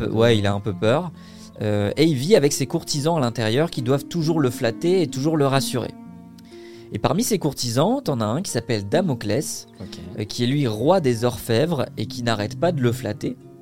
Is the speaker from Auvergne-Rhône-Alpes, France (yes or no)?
no; Vitry-sur-Seine, Île-de-France, France; also born or lived in Quimper, Brittany; je suis breton, né à Quimper, très fier. banlieusard, j'ai grandi à Vitry-sur-Seine, en région parisienne